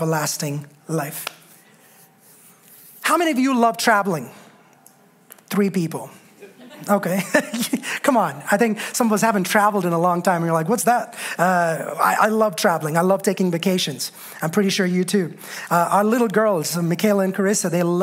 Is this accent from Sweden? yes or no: no; India; moved away; Growing up in India, we had this passion for all things God